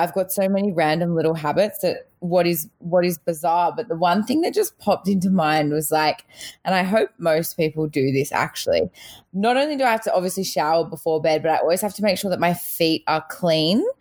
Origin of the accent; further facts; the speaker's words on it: Australia; also born or lived in South Africa; I was born in South Africa. I immigrated to Australia with my family when I was little.